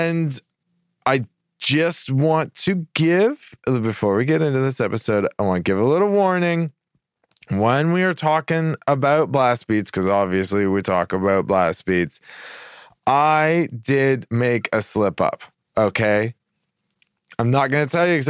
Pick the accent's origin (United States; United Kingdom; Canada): Canada; I grew up in Canada. I grew up with like, you know, snow like 4 or 5 months out of the year.